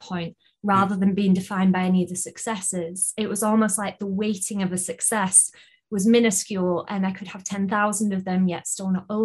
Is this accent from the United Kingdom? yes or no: yes; United Kingdom; accent: British; I shall do my best to have my best British accent